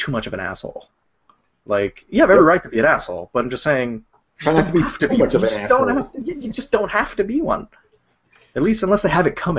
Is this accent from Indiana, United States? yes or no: no; New York, United States; I'm from New York.